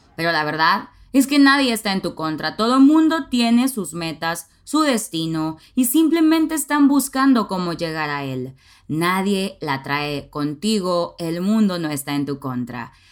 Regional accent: Nuevo Laredo, Tamaulipas, Mexico; now in Monterrey, Mexico; aprendí a manejar a los 16 años en mi ciudad natal, Nuevo Laredo, Tamaulipas

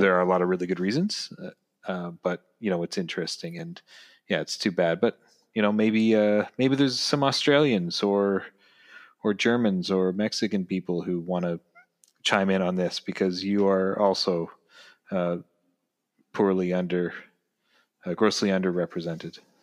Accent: Ontario, Canada; as obviously the two of us being Canadian and and me still living in Canada

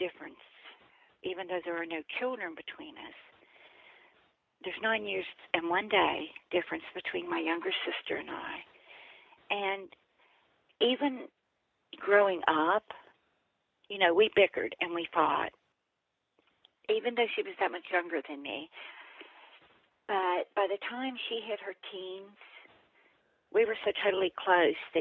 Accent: West Virginia, United States; we all grew up in West Virginia for the most part

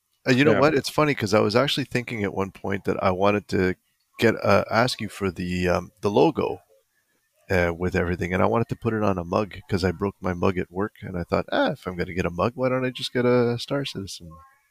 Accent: New Jersey, United States; I'm the Russian from New Jersey.

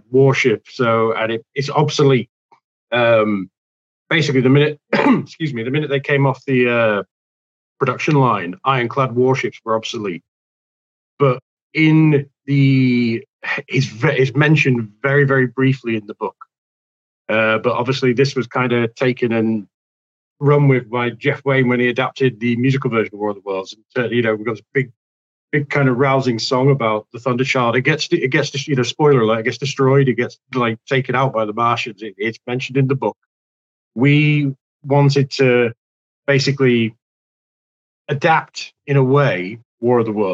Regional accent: United Kingdom; I'm British

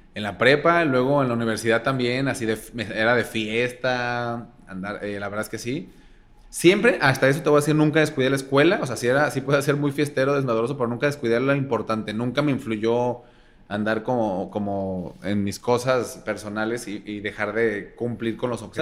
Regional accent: Guadalajara, Jalisco, Mexico; En Guadalajara, soy pseudo de Guadalajara

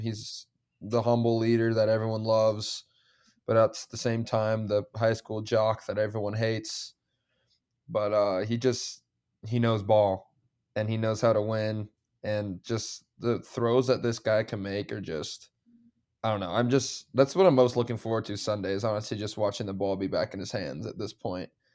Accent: Nebraska, United States; we're from Nebraska

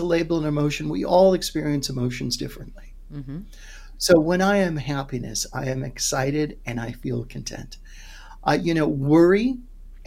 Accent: New York City, New York, United States; also born or lived in Queens; I was born in Brooklyn.

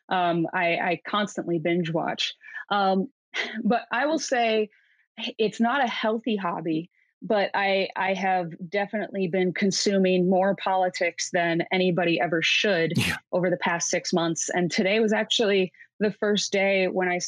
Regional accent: Midwest, United States; now in Seattle, United States; I come from the Midwest, I live in Seattle, so I have a, a pretty healthy mix of Republicans and Democrats

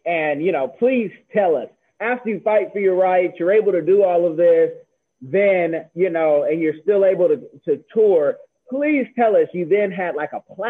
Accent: Bay Area, California, United States; Growing up in the Bay Area

